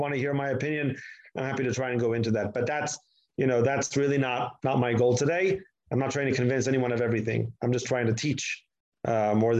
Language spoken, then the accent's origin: English; Israel; accent: American; also born or lived in United States; I made Aliyah when I was 1 month old. I grew up here my entire life.